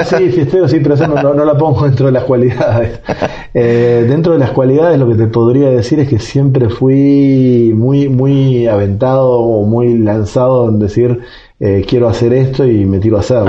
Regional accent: Montevideo, Uruguay; moved away as an adult; now in Guatemala; nací hace 49 años en Montevideo, la capital de Uruguay

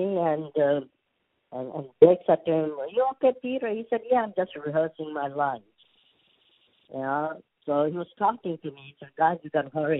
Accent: India; accent: Indian; Even though I'm an Indian

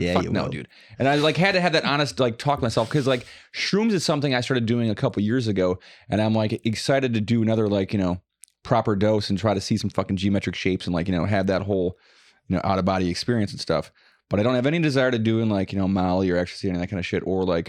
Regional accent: Wisconsin, United States; we're from Wisconsin.

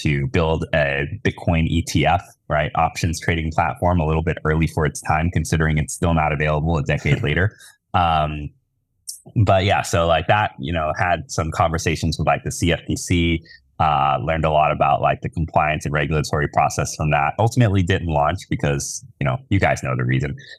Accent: Tennessee, United States; I grew up in Tennessee.

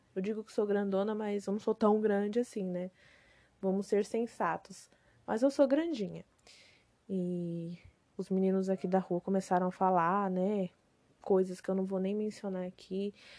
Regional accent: Macaíba, Rio Grande do Norte, Brazil; moved away; Eu nasci no Rio Grande do Norte, né, numa cidadezinha chamada Macaíba

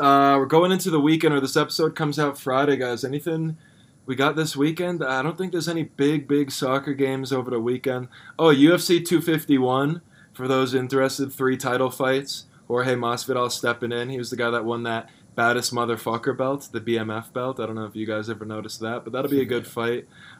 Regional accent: Ireland; I thought it was just a bit of like a nostalgia thing for me being Irish

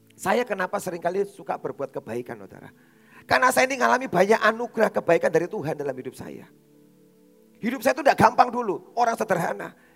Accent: Surabaya, East Java, Indonesia; born or raised there

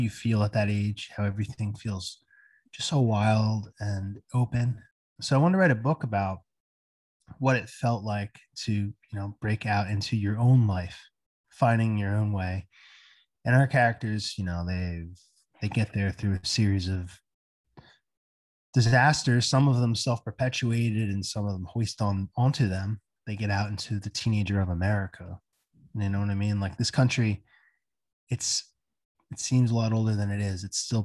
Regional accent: Bayville, New Jersey, United States; Growing up in New Jersey

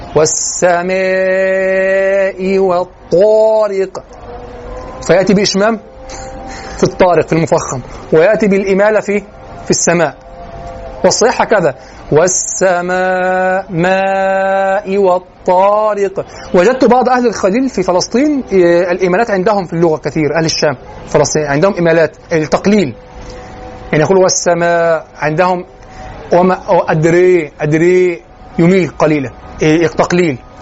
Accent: Egypt; accent: Egyptian; لهجتنا المصرية

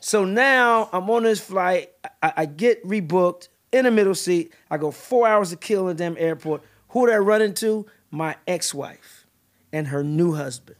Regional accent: St. Louis, Missouri, United States; moved away; also born or lived in Northern California / New York; I was born in Northern California and my mom packed up six kids and moved to New York and then we moved to Saint Louis and settled in Saint Louis

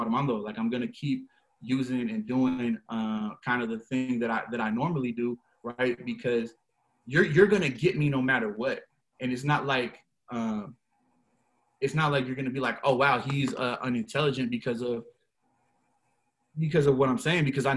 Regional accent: Seattle, Washington, United States; I'm from West Seattle, like born and raised

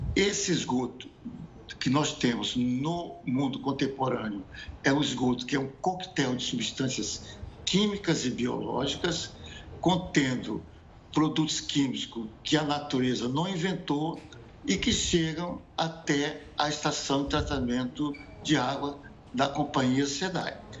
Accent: Brazil; como brasileiros

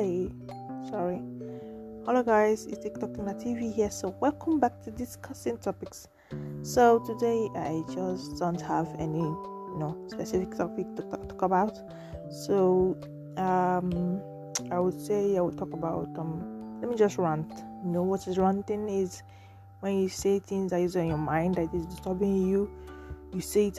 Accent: Nigeria; I'm from Nigeria

